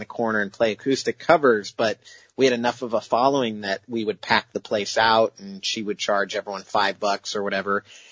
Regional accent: Idaho, United States; now in Seattle, United States; growing up in Idaho, where there's no investors or entrepreneurs or venture capitalists

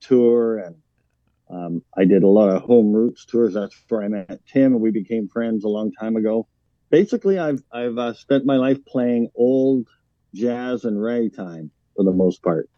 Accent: Vancouver Island, British Columbia, Canada; moved away as an adult; also born or lived in Yukon; now in Winnipeg, Canada; I grew up on Vancouver Island

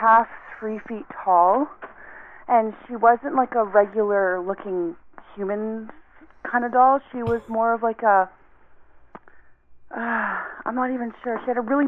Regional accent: Terrace, British Columbia, Canada; I was born and raised in Terrace

